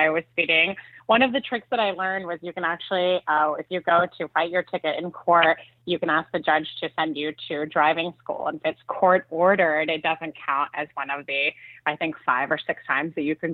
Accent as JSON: {"language": "English", "country": "Switzerland", "moved": "yes", "said": "I'm originally from Switzerland"}